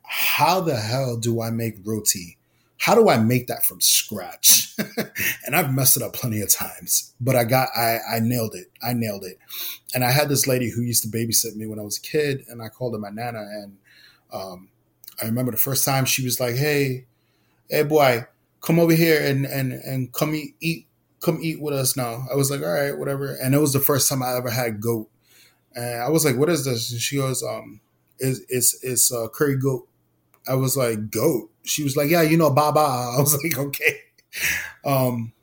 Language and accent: English; New York City, New York, United States; I was born and raised in Brooklyn, New York, Puerto Rican. I lived in East Flatbush